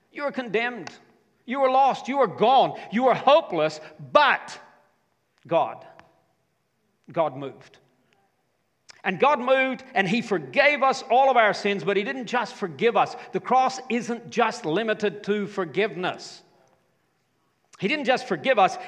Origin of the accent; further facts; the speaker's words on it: United States; in my home state